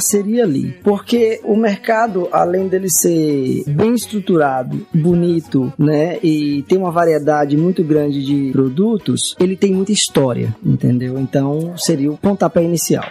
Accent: Minas Gerais, Brazil; now in Aracaju, Brazil; apesar de não ser sergipano, eu sou mineiro, mas moro aqui há 24 anos

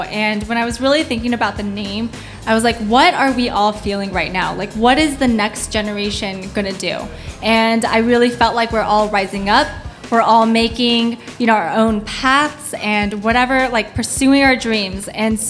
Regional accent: Los Angeles, California, United States; So I grew up, I grew up in Los Angeles

